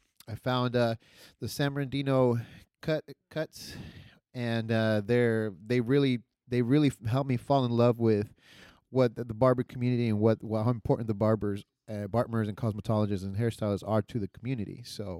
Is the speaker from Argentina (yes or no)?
yes; Argentina; also born or lived in Loma Linda, California / Colorado; now in California, United States; So originally I'm from Argentina. So I'm from the real. I'm from the real down south. If you know what I mean. the real deep south.